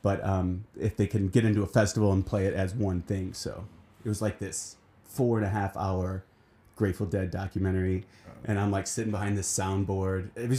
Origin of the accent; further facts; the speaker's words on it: Pevely, Missouri, United States; moved away; I grew up in Peavely, Missouri.